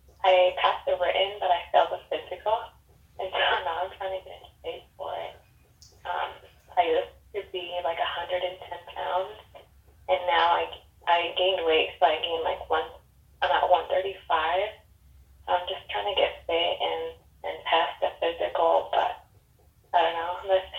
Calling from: Washington, United States; From Washington State.

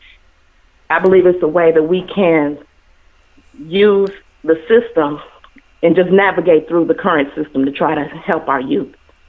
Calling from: Cincinnati, Ohio, United States; I'm calling from Cincinnati, Ohio.

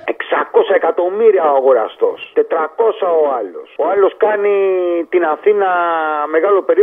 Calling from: Auvergne-Rhône-Alpes, France; Είμαι ο επιτήδιο από τη Γαλλία, ο ξέρει εκεί πέρα κοντά

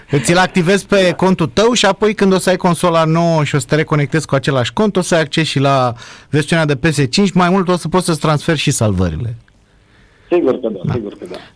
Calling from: Oradea, Bihor County, Romania; și vă sunt din Oradea.

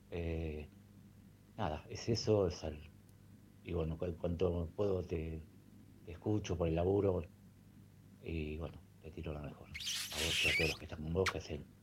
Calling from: Neuquén, Argentina; Hola gente … de Neuquén, eh, lo empecé a escuchar hoy, lo descubrí por YouTube

